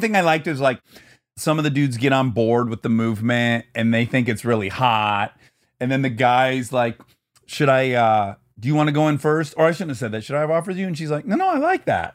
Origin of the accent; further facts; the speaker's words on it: Detroit, Michigan, United States; moved away; I grew up in Detroit